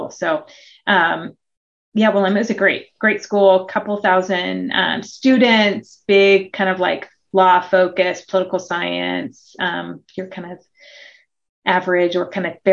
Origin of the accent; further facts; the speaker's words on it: Oregon, United States; born there; also born or lived in Hawaii, United States / Australia; So, although I was born in Oregon, um, my dad just loved he loved Australia and the education system, and he somehow convinced my mother with four daughters to move to Hawaii for a couple years and then to Australia for about six